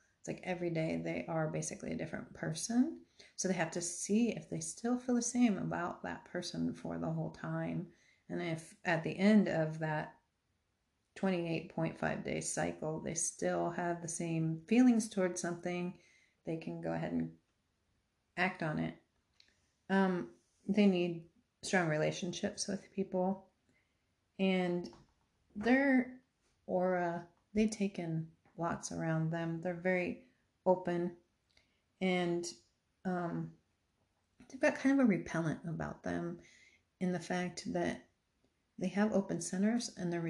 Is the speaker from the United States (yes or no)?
yes; Arizona, United States; I came from Arizona where it's just expansive. Everything's open and it makes me feel super uncomfortable.